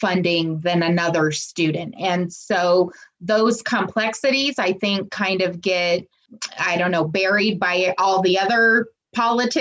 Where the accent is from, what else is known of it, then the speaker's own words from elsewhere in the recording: Colorado, United States; my home state of Colorado